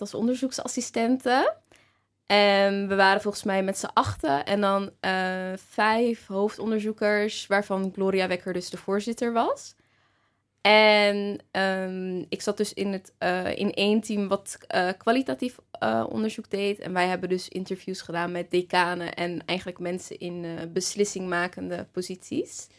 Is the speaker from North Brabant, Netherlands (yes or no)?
no; Rotterdam, South Holland, Netherlands; moved away as an adult; also born or lived in Amsterdam; ik kom natuurlijk uit Rotterdam